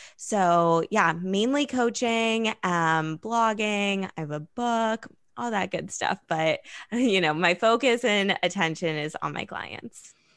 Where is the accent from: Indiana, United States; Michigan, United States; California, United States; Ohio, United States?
California, United States; Los Angeles; growing up in Los Angeles